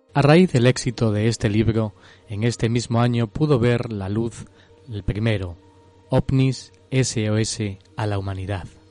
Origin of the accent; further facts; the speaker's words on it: Cáceres, Extremadura, Spain; now in London, United Kingdom; en mi tierra natal, en Cáceres, en Extremadura